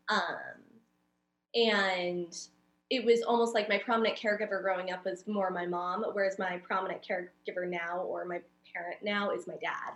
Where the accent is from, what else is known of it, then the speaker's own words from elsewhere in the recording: Oceanside, California, United States; I'm from San Diego, so I was born and raised in Oceanside